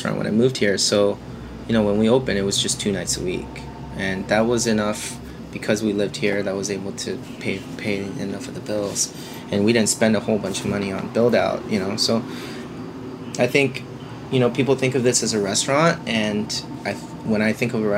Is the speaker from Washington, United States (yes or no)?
no; Springfield, Oregon, United States; moved away as an adult; also born or lived in Eugene, Oregon / New York; now in Portland, United States; I grew up in Springfield where there's no Korean food whatsoever